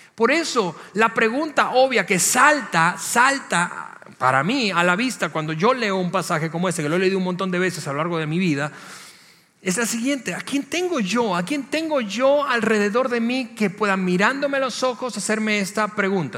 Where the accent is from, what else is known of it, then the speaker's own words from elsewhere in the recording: Venezuela; moved away as an adult; en mi país de origen, donde crecí, en Venezuela